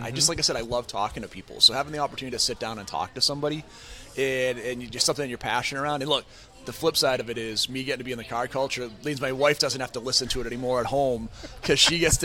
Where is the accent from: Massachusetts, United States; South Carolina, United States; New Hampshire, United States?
Massachusetts, United States; Boston; now in Westwood, United States; I grew up in Boston